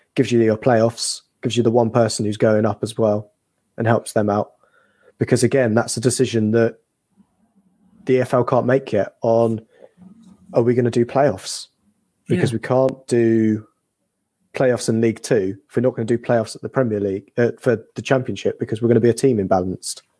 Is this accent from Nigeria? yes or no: no; England, United Kingdom; we're English